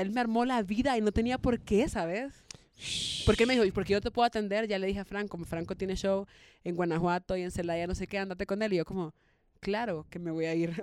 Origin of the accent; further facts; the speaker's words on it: El Salvador; como yo soy salvadoreña